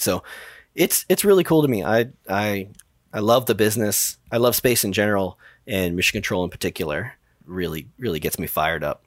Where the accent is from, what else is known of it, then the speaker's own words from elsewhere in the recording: New York City, New York, United States; I grew up in the Bronx